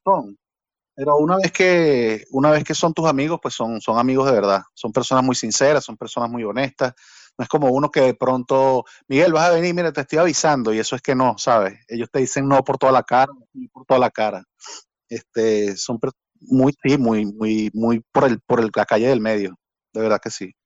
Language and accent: Spanish; Barquisimeto, Lara, Venezuela; moved away as an adult; also born or lived in Caracas, Venezuela / Spain / Portugal; now in Belgium; Porque yo nací en Caracas, pero Barquisimeto, yo siento más barquisimetano que, que cualquiera que haya nacido ahí